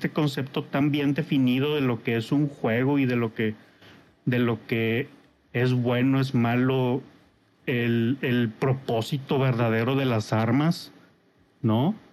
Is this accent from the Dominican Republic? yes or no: no; Mexico; Soy de México.